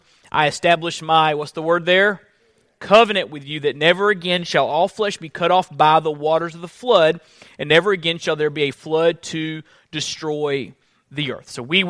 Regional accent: Florida, United States; Now, I come from Florida, and the seasons are not as distinct in the Sunshine State. It's generally just pretty warm there year around. When we moved up to this area, we got a good feel for seasons.

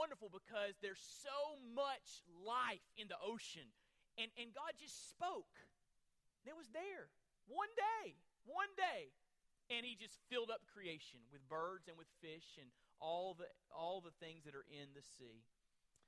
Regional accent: Florida, United States; moved away; I'm from Florida originally

